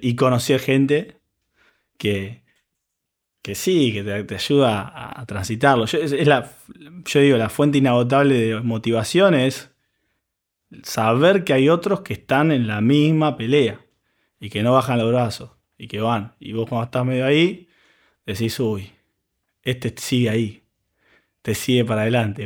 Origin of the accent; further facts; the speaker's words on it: Argentina; nosotros como, argentinos